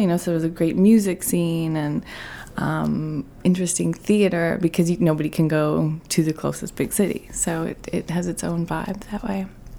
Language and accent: English; Newfoundland and Labrador, Canada; So it's pretty remote. It's the most eastern point in Canada.